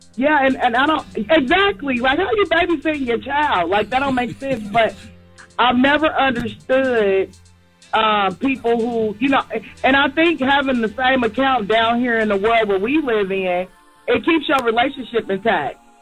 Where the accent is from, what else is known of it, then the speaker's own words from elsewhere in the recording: Georgia, United States; I'm calling from Georgia, originally from that town